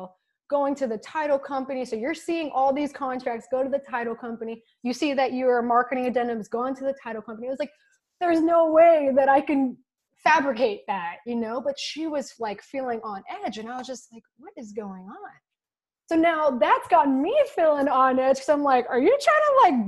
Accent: Texas, United States; I'm from Texas.

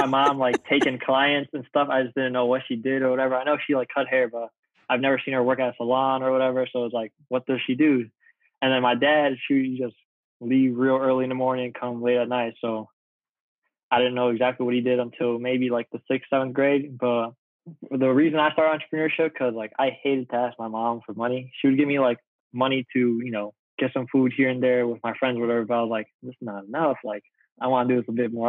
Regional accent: Chicago, Illinois, United States; I'm from the north side part of Chicago.

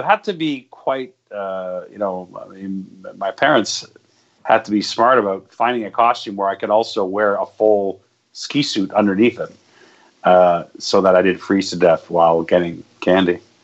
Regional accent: Hearst, Ontario, Canada; moved away; where I grew up in Hearst, which is actually northern Ontario

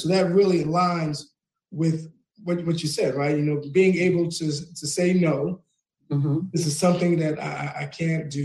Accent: New York, United States; moved away; I'm from New York. I'm from the Bronx

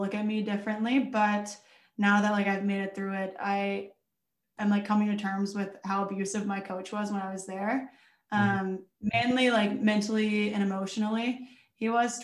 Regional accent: Mississippi, United States; moved away as an adult; now in Stockholm, Sweden; I'm originally from Mississippi, huge hockey town.

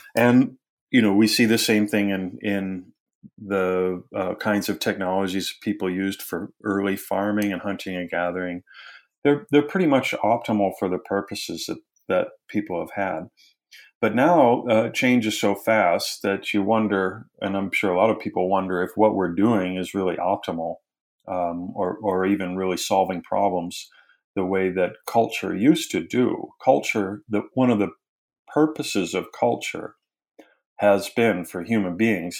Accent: Wisconsin, United States; also born or lived in England / London / Durham / Bristol; now in Knoxville, United States; I'm originally from Wisconsin

